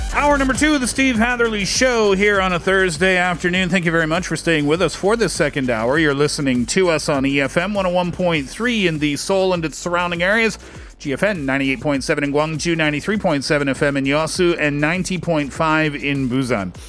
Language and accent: English; Canada; I'm also Canadian